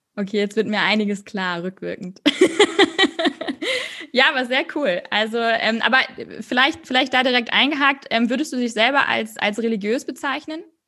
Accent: Northern Germany, Germany; du bist auch ein Nordlicht, so wie ich.

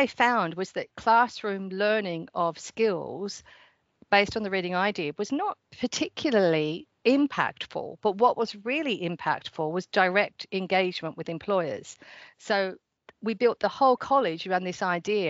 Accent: Australia; accent: Surrey and Australian mix; moved away as an adult; now in United Kingdom; So I'm from Australia, but I've been living here in the UK for about 20 years.

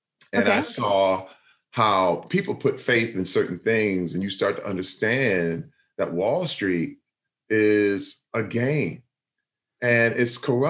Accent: Flint, Michigan, United States; Growing up in Flint, Michigan, I was pretty poor.

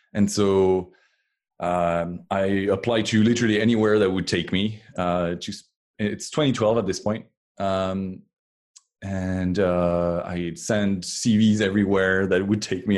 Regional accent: France; moved away as an adult; now in Cupertino, United States; I was born in France, and um, until 2012, I was uh, was way back there in France

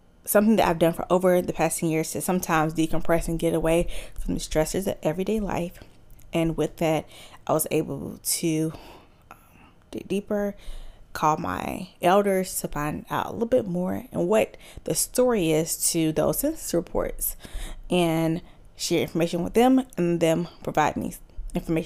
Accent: Charlotte, North Carolina, United States; also born or lived in Mississippi; they moved to Charlotte a year before I was born. So growing up in Charlotte

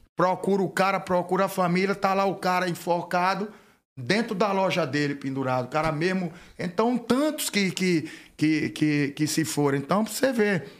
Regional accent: Atalaia, Alagoas, Brazil; moved away as an adult; also born or lived in São Paulo; lá na minha terrinha Atalaia

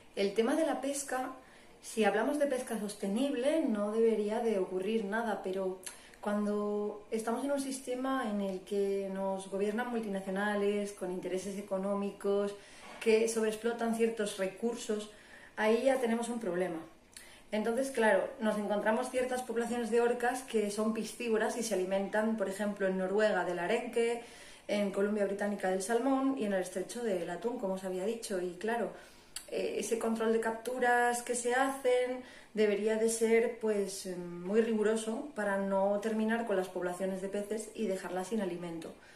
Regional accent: Asturias, Spain; nací en el Principado de Asturias, que está al norte de España

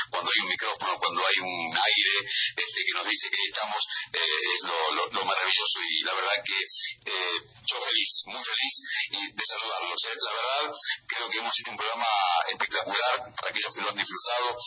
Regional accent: Argentina; como argentino

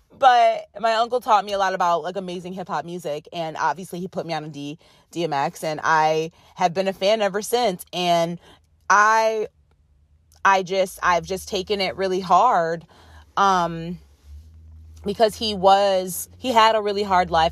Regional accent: Rochester, New York, United States; moved away; There's a radio station in my hometown, it's called W D K X

